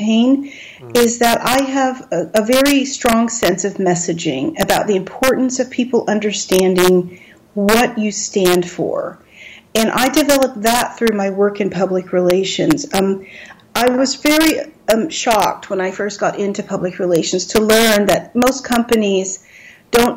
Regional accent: Texas, United States; my visual image, which is very Texan, very focused on being Texan, and a little bit down home

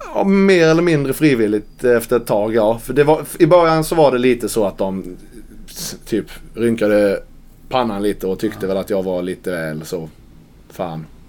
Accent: Karlskrona, Blekinge, Sweden; now in Malmö, Sweden; Karlskrona, min hemstad

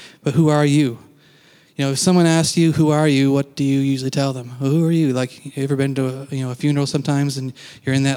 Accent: Canada; now in United States; I am Canadian

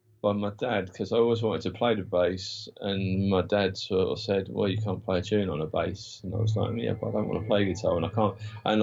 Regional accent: Isle of Wight, South East England, United Kingdom; moved away as an adult; also born or lived in Portsmouth; And kind of then moved over to Portsmouth from the Isle of Wight, because I'm from the Isle of Wight originally.

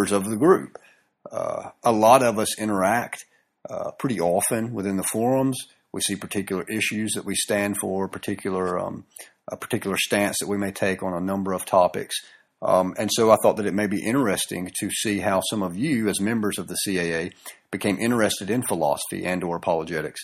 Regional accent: the South, Southern United States, United States; accent: southern; my southern accent and or drawl

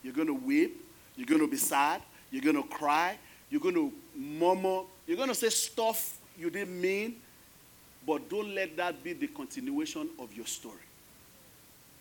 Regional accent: Nigeria; now in United States; I am Nigerian, American

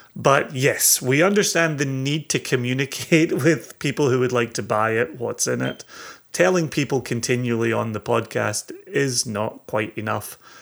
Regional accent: Scotland, United Kingdom; moved away; I'm, I'm Scottish, I live in, lived in the U K, raised in the U K

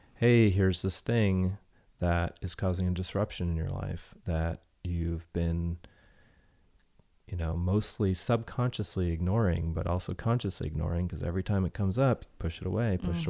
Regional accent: Bay Area, Silicon Valley, California, United States; moved away; I grew up in the Bay Area and Silicon Valley

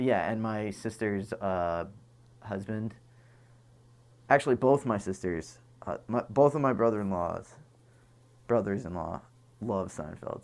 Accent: Boston, Massachusetts, United States; now in New York, United States; I grew up in Boston.

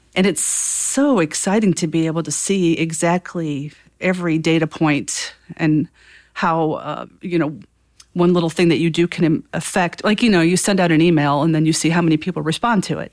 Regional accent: Northwest Indiana, United States; moved away as an adult; also born or lived in Chicago; now in Fort Wayne, United States; I grew up in Northwest Indiana

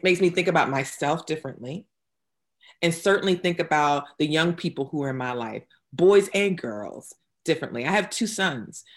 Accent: New Bern, North Carolina, United States; also born or lived in Durham, North Carolina; I'm originally from New Bern, North Carolina. I'm, I am a multiple generation North Carolinian

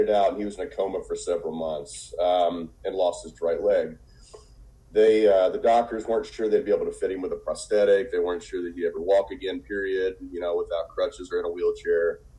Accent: Evansville, Indiana, United States; I'm originally from Evansville, Indiana

